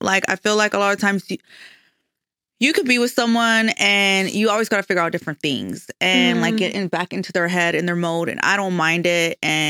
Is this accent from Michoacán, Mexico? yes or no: yes; Michoacán, Mexico; Well, I'm Mexican from Michoacan.